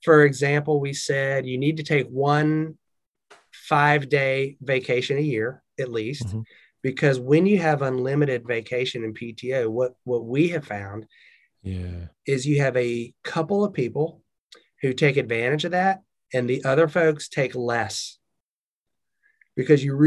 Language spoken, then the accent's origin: English; the South, Southern United States, United States; accent: Southern; That was my Southern accent right there.